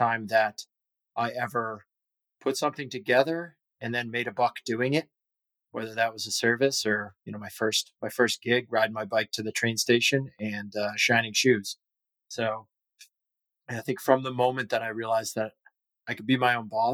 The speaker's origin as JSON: {"language": "English", "town": "Boston", "region": "Massachusetts", "country": "United States", "tie": "born or raised there", "said": "born and raised here in Boston"}